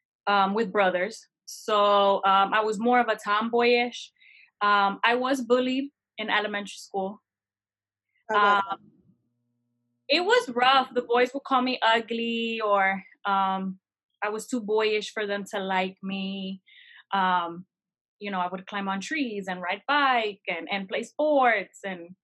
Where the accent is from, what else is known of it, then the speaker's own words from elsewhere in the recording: New Jersey, United States; also born or lived in Florida, United States; So I was born in Florida. I went to New Jersey at 4 months up until I was 14.